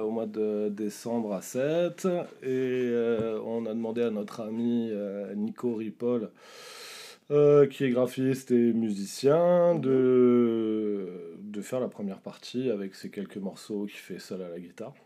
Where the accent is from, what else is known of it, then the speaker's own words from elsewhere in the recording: Chatou, Île-de-France, France; moved away as an adult; also born or lived in Leeds, England / Berkshire, England; je viens de là-bas, en fait, moi aussi. Je suis né dans le 78.